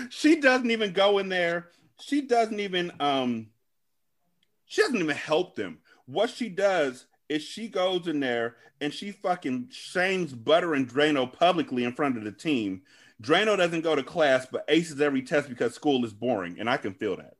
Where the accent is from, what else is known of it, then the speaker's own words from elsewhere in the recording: California, United States; I'm from California